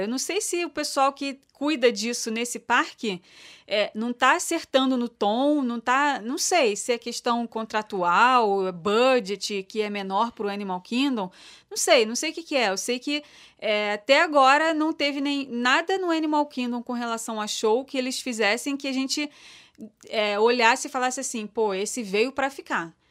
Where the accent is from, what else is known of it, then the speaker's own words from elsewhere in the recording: Brazil; Eu sou brasileira